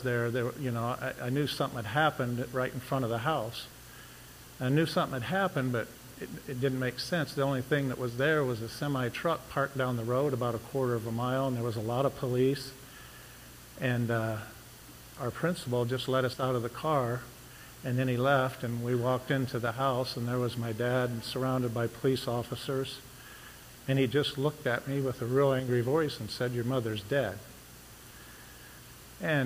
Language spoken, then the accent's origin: English; Ohio, United States; also born or lived in Lima, Ohio / Texas / Cecil, Ohio; I'm originally from Ohio. I was born in Lima and went to Antwerp School. But when I was 13, well, it's about 11, we moved back up here from Texas